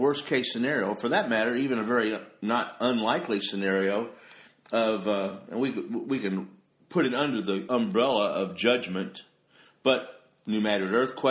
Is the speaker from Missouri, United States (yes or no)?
yes; southern Missouri, United States; because I grew up on the New Madrid. It's here in southern Missouri, yeah.